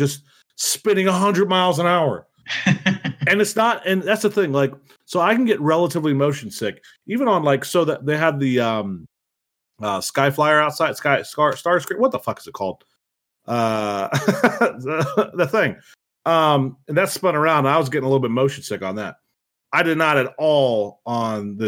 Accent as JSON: {"language": "English", "region": "Ohio", "country": "United States", "said": "I'm from Ohio too"}